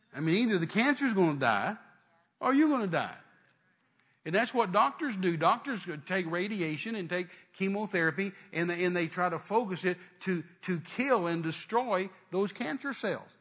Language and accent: English; West Texas, United States; I was raised in West Texas